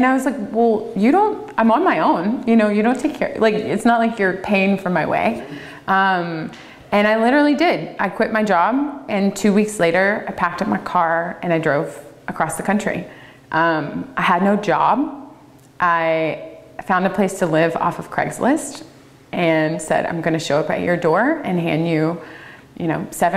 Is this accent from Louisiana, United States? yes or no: yes; Louisiana, United States; moved away as an adult; also born or lived in Tasmania / Napa, California; now in Oregon, United States; I studied in Louisiana. That's where I'm born and raised